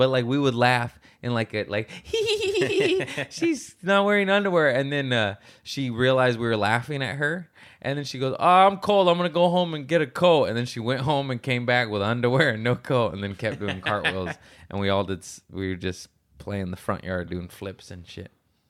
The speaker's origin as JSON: {"language": "English", "region": "Michigan", "country": "United States", "said": "I'm from Michigan. Yeah. I had five older sisters, and I'm a weirdo."}